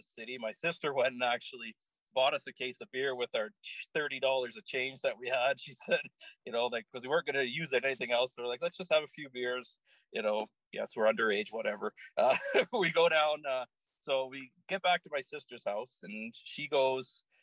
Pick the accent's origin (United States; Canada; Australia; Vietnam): Canada; Calgary, Alberta; I grew up in Calgary, born and raised